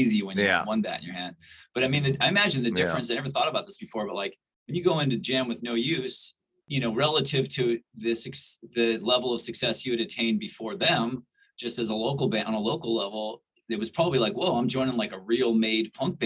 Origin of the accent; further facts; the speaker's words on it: Santa Barbara, California, United States; growing up in Santa Barbara